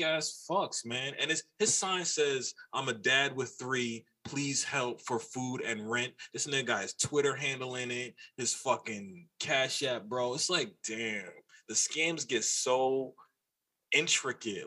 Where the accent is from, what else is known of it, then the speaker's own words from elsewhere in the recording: New York City, New York, United States; I'm from New York, and I'm from New York from like the 90s early 2000s